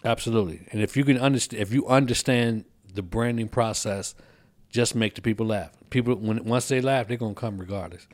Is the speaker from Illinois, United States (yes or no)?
yes; Kankakee, Illinois, United States; moved away as an adult; also born or lived in Colorado Springs, Colorado; now in Texas, United States; move from Kankakee, which is my hometown, to come to Texas